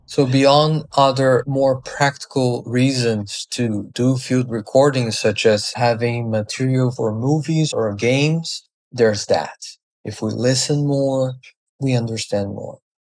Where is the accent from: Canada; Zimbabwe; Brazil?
Brazil; moved away; I was born in Brazil on a tropical island full of sounds